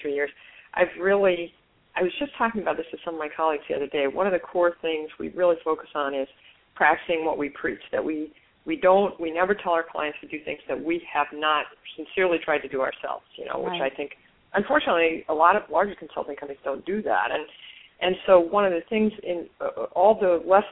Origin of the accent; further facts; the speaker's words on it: Omaha, Nebraska, United States; I was born in Omaha